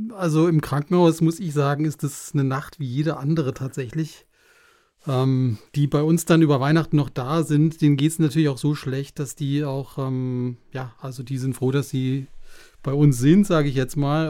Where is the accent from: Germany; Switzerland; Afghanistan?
Germany; Black Forest, Baden-Württemberg; komme aus dem fernen Schwarzwald